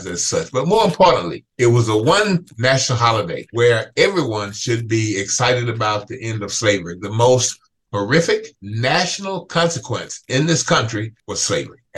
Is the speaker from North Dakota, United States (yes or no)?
no; Mississippi, United States; As a Black kid growing up in Mississippi, back in the 50s, 60s, and 70s